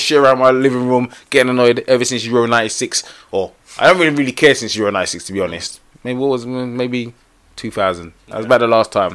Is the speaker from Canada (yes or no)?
no; England, United Kingdom; I'm English.